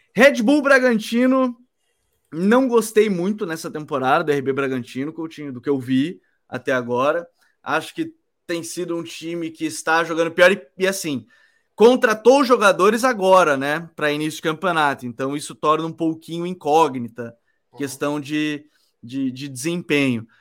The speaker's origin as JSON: {"language": "Portuguese", "region": "South Region", "country": "Brazil", "said": "eu sou do Sul"}